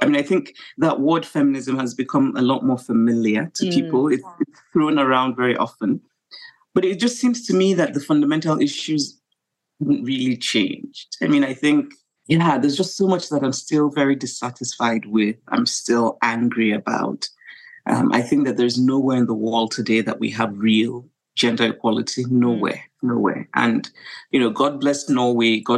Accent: Nigeria; being Nigerian, being African

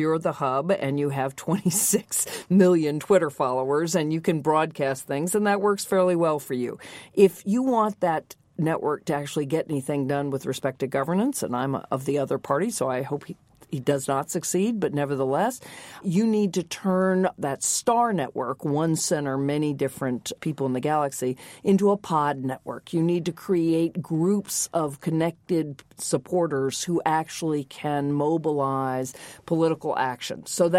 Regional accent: the South, United States; as any women, certainly when I grew up in the American South, would tell you that's how they exercised power.

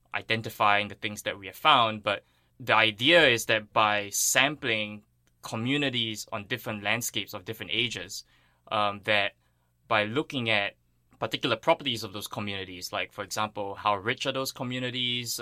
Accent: Singapore; moved away; I grew up on Singapore

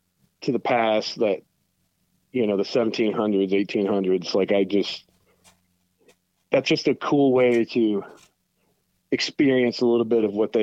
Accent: Southern Ohio, United States; I grew up in Southern Ohio.

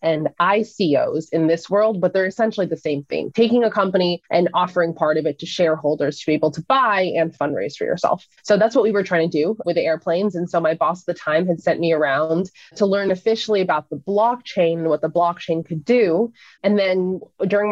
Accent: Seattle, Washington, United States; moved away as an adult; also born or lived in Florida; So I moved from Seattle, which is where I was born and raised, to a school called Embry-Riddle Aeronautical University in Florida

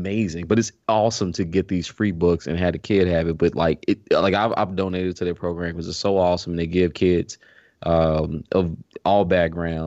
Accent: Memphis, Tennessee, United States; I'm from Memphis. I love Memphis.

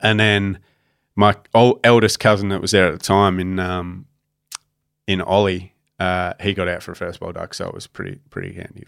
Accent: Australia; as a cricketer growing up in Australia, your dream of playing in a boxing day test or playing at the M C G

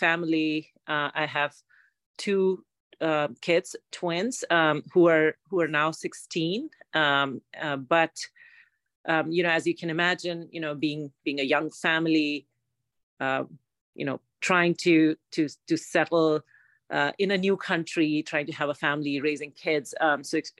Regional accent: India; moved away as an adult; now in Foster City, United States; I'm an immigrant from India

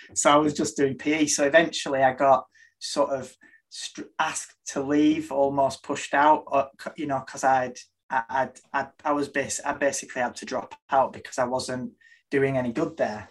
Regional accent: Burnley, North West England, United Kingdom; I was born in Burnley in Lancashire in UK, on, and I lived on a farm up until I was six

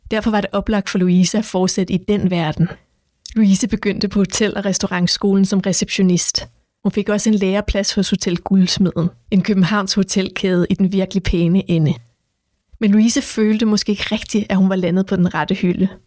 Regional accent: Copenhagen, Capital Region of Denmark, Denmark; så var der også en, der havde spurgt, om jeg var fra Nørrebro. Han kunne høre det med det samme på mig, at jeg var fra Nørrebro.

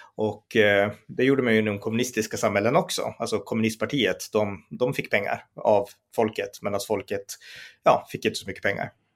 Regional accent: Sweden

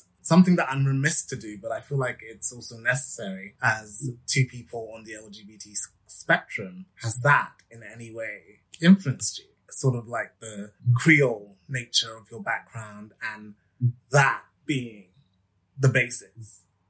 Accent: London, United Kingdom; I wanted to focus on my hometown and really look at the fact that London has one of the biggest populations of ethnic minority people anywhere in the UK

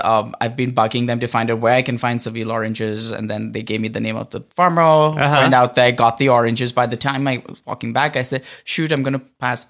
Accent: Mumbai, Maharashtra, India; also born or lived in Oakland / San Francisco; now in Los Angeles, United States; I grew up on the West Coast in Bombay.

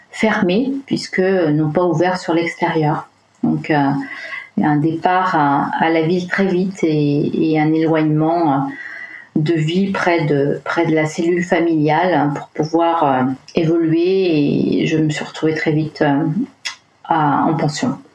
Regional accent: Brittany, France; Je viens de Bretagne, du fond de la Bretagne intérieure, dirons-nous.

